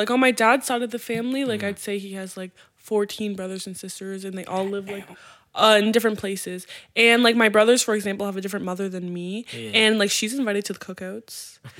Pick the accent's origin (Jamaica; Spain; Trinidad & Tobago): Jamaica; I'm Jamaican.